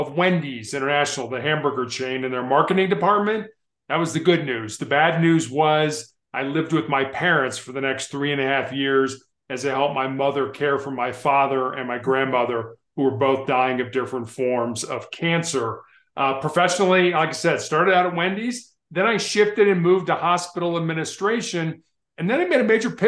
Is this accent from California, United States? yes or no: no; Chicago, Illinois, United States; now in Denver, United States; I was born and raised on the south side of Chicago